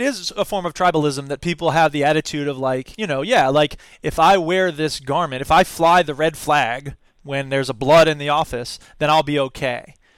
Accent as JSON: {"language": "English", "town": "Gainesville", "region": "Florida", "country": "United States", "tie": "born or raised there", "moved": "as an adult", "lives_now": "Wisconsin, United States", "said": "I'm from Gainesville originally."}